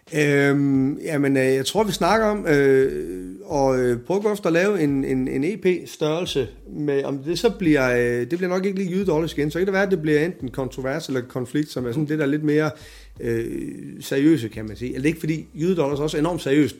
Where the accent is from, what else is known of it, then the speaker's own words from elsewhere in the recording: Silkeborg, Central Denmark Region, Denmark; min flok hjemme i Silkeborg